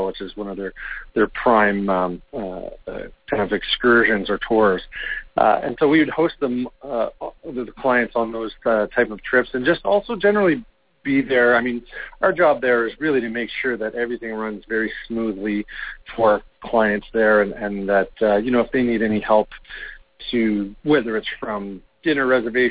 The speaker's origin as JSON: {"language": "English", "country": "Canada", "accent": "Canadian", "said": "my Canadian accent"}